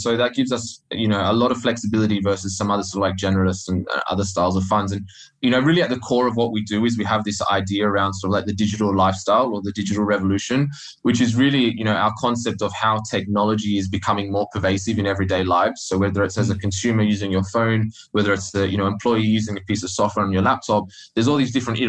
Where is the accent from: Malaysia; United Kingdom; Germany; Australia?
Australia; moved away as an adult; I started out life in Australia, if you can't tell from my funny accent